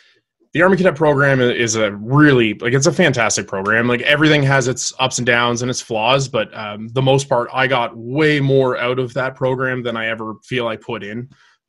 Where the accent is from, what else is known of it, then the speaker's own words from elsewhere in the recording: Greymire North, Nova Scotia, Canada; I'm a 30-year-old master sailor in the Royal Canadian Navy, and I hail from Greymire North, Cape Breton.